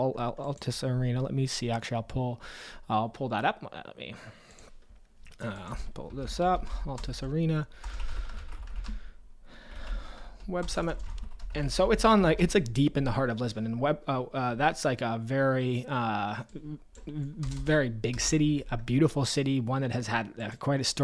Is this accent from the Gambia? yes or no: no; Canada; I'm Canadian